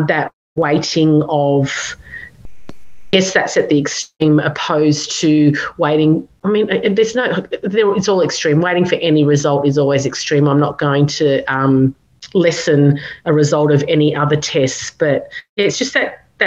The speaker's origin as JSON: {"language": "English", "town": "Canberra", "region": "Australian Capital Territory", "country": "Australia", "said": "we're from Canberra"}